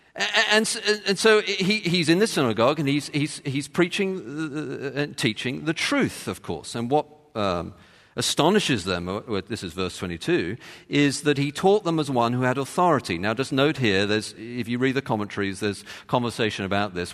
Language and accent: English; London, United Kingdom; moved away; I, I come from London